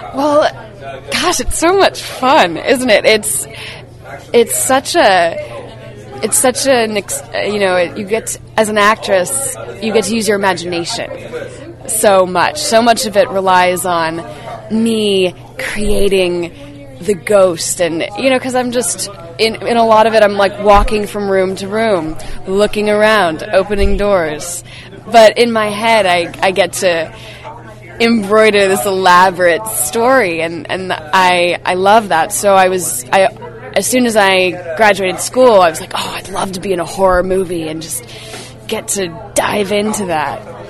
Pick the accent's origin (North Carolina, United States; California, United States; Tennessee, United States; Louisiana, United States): California, United States; Bay Area; I'm, I'm from the Bay Area